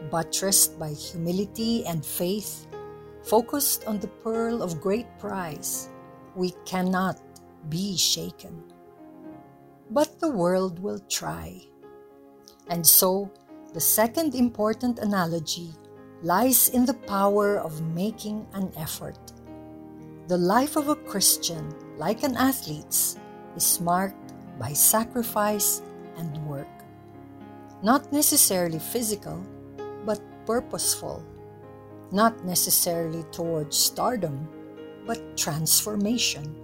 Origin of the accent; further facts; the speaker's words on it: Philippines; As a Filipino, I am beyond proud of them.